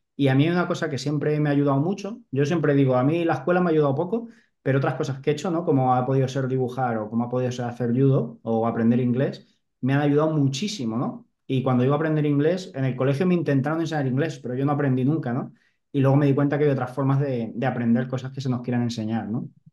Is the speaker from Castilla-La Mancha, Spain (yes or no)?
yes; Albacete, Castilla-La Mancha, Spain; moved away as an adult; also born or lived in Mahora / Balearic Islands; yo siempre digo que soy un chaval de pueblo, o sea, yo soy de Albacete